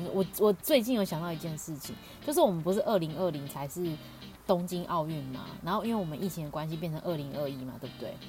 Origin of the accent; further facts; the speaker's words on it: Paris, Île-de-France, France; 而且这里这次就是还是在巴黎哦，我的家乡，